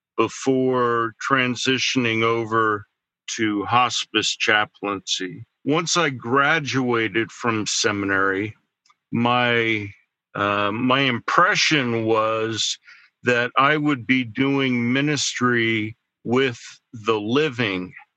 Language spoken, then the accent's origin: English; central New Jersey, United States; moved away as an adult; also born or lived in Denver, Colorado; now in Pittsburgh, United States; I grew up in uh, central New Jersey